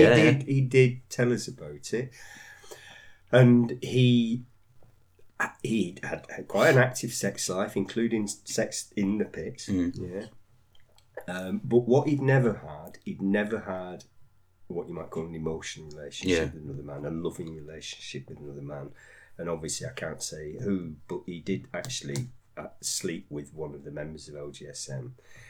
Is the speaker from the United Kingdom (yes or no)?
yes; United Kingdom; because, you know, we're British, we don't talk about sex.